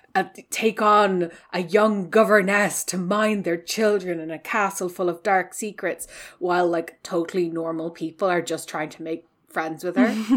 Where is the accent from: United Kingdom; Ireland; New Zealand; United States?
Ireland; west of Ireland; I'm also from the West, um, you know, I was raised